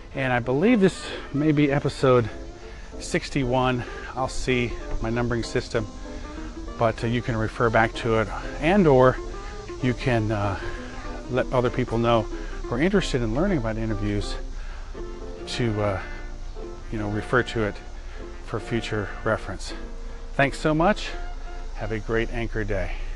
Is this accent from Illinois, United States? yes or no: yes; near Chicago, Illinois, United States; I grew up near Chicago